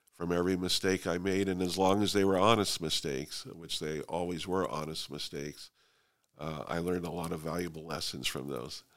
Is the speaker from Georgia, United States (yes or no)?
no; Fresno, California, United States; also born or lived in Sanger, California; I was born and raised in Fresno, Southeast Fresno